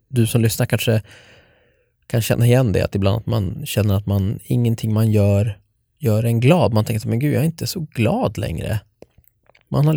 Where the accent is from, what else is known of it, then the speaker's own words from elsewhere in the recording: Norrtälje, Stockholm County, Sweden; moved away; jag ville bara flytta från Norrtälje, där jag är uppvuxen